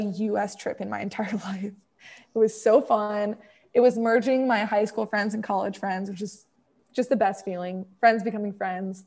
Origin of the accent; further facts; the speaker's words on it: Naperville, Illinois, United States; now in Dallas, United States; I come from Naperville. I grew up most of my life in Naperville, which is a suburb of Chicago